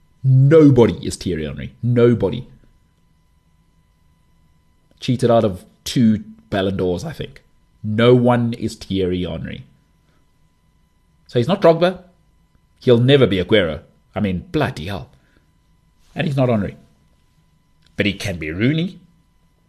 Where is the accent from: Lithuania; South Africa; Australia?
South Africa; I'm South African